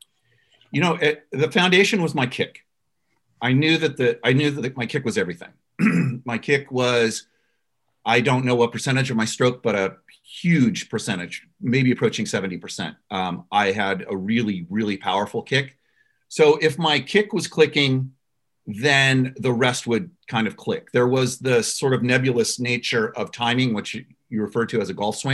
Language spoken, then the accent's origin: English; Los Angeles, California, United States; my hometown